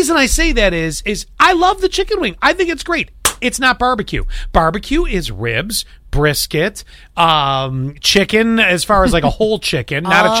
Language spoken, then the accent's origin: English; Buffalo, New York, United States; I grew up in the founding city of chicken wings, okay?